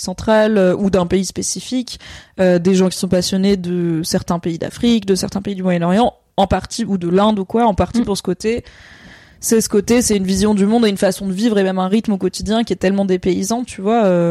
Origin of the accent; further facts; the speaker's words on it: Valence, Auvergne-Rhône-Alpes, France; j'ai grandi à Valence dans la Drôme